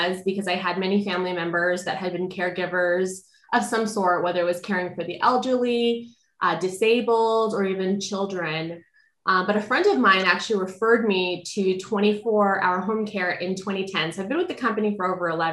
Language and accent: English; California, United States; And then eventually they came back to California where my dad is from. And we've been here ever